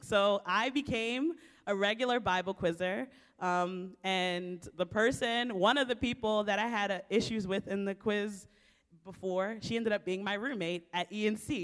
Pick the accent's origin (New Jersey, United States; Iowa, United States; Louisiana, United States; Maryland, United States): Maryland, United States; Baltimore; I was born and raised in Baltimore, Maryland, inner city